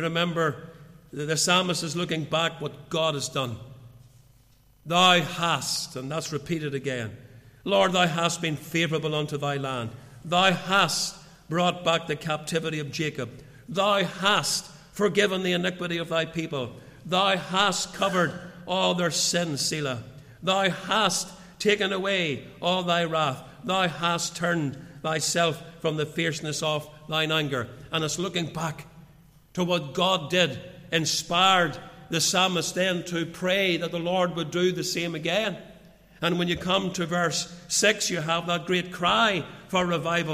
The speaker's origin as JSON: {"language": "English", "town": "Portadown", "region": "Northern Ireland", "country": "United Kingdom", "tie": "born or raised there", "said": "I can remember my teenage years growing up in the Free Church before I went to Bible college. I went to Bible college when I was still a teenager. But I remember those years in Portadown"}